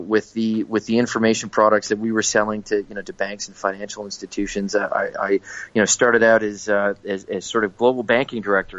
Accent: Ottawa, Ontario, Canada; moved away as an adult; also born or lived in eastern Canada / Kingston, Ontario / Hong Kong; now in Singapore; So I was born in Ottawa, in the capital of Canada. So and largely grew up there, a little bit in northern Ontario and eastern Canada, but largely grew up in Ottawa.

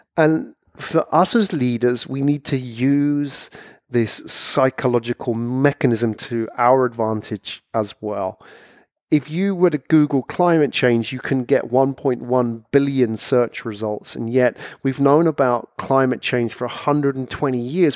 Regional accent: London, United Kingdom; moved away as an adult; also born or lived in Japan; I was from London

